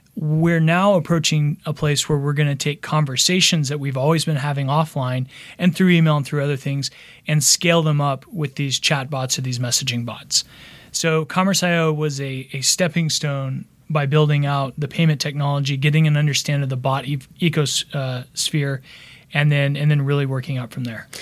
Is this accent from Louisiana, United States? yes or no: no; Texas, United States; moved away as an adult; also born or lived in Austin / Dallas; now in Los Angeles, United States; originally I'm from Texas, from Austin and Dallas